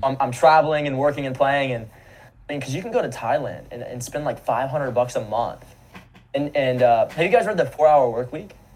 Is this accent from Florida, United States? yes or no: yes; Naples, Florida, United States; I grew up in Naples, Florida.